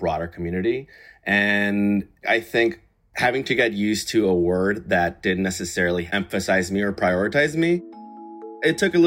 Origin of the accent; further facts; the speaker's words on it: Texas, United States; I myself can easily identify as Latino or Tejano because I'm from Texas